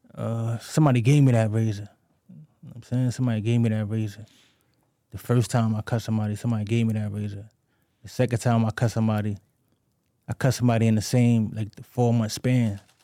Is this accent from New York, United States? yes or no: yes; New York City, New York, United States; I grew up in the Bronx, you know what I'm saying? Patterson Projects